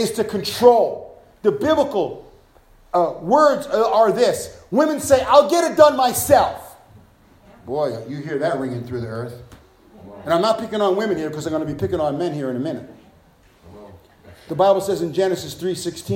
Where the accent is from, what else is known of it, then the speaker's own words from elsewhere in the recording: New York City, New York, United States; I'm from Brooklyn